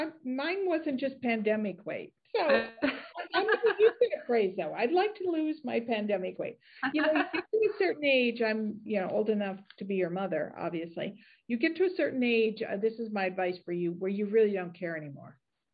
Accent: United States; we gotta get going. I'm American.

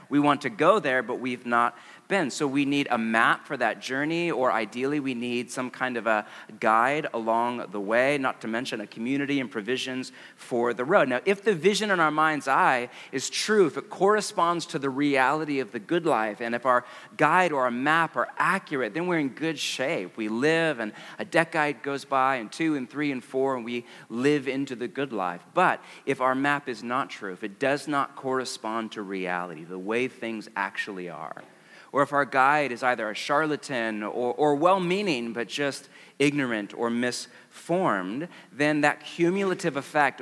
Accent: West Coast, United States; I'm from the West Coast

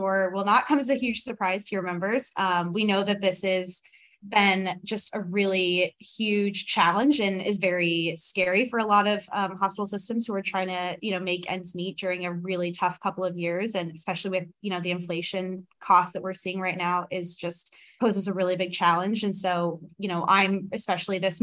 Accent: Johnson County, Kansas, United States; moved away as an adult; now in Washington, D.C., United States; I'm actually from Kansas. I should mention I'm from Johnson County.

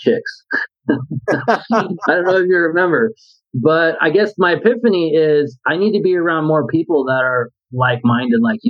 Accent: San Diego, California, United States; I grew up in San Diego, and I was a skateboarder

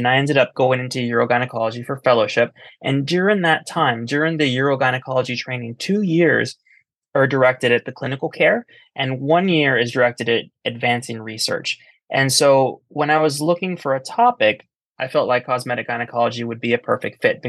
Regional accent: South Texas, United States; now in New York City, United States; I'm originally from South Texas

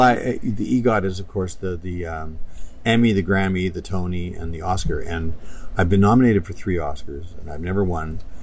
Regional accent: Canada; moved away; I'm a proud Canadian

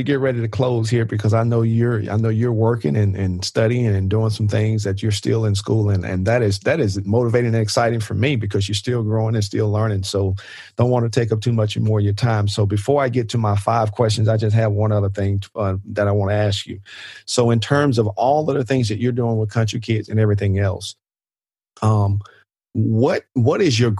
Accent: Mississippi, United States; people find out I'm from Mississippi, and they're like, you don't sound like you're from Mississippi. But I'm like, I am.

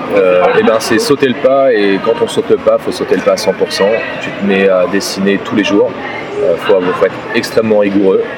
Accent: France

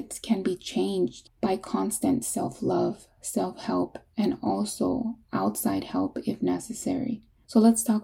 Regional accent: California, United States; now in North Carolina, United States; We're from California.

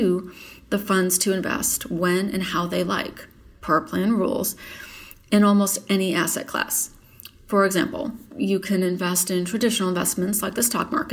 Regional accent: Michigan, United States; moved away as an adult; also born or lived in Dallas, Texas; now in McKinney, United States; I grew up in Michigan and earned a Bachelor of Science degree from Eastern Michigan University. About a month after graduation, I packed up a U-Haul and moved to Dallas

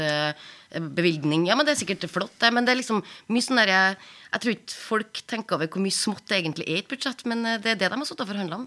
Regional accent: Trøndelag, Norway; moved away; der jeg kommer fra, oppe i Trøndelag

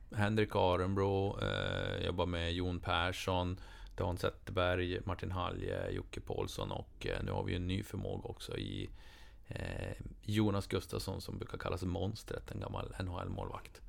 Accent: Boden, Norrbotten County, Sweden; hemma i Boden

